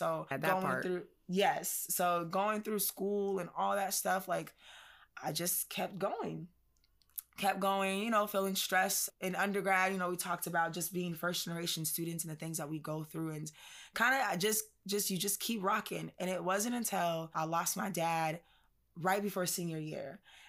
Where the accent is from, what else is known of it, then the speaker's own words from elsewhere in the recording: California, United States; Janae already knows, like I am from California. So definitely we have laughs about that. Like mm-hmm. just totally West Side, California chick.